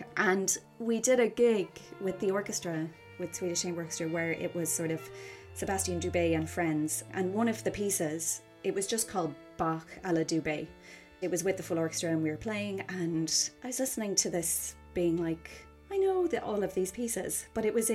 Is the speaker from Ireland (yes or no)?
yes; Cork, Munster, Ireland; now in London, United Kingdom; I'm from Cork City, but I am living in London and freelancing here